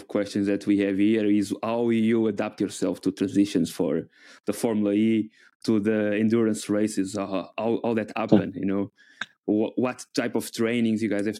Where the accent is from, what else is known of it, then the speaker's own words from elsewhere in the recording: Coimbra, Centro, Portugal; I'm from Coimbra